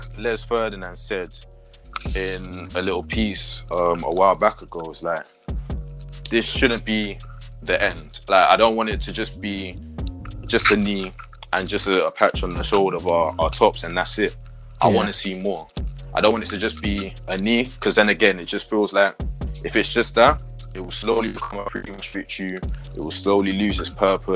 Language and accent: English; London, United Kingdom; I'm from South